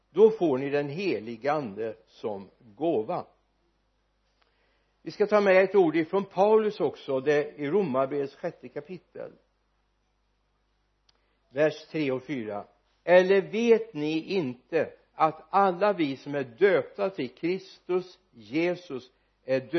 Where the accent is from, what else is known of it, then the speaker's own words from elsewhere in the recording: Sweden; vi som är födda och uppvuxna i Sverige